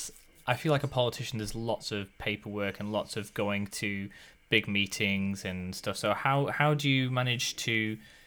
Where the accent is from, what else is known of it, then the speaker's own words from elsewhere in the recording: the north of England, United Kingdom; now in New Zealand; growing up myself, I'm from the north of England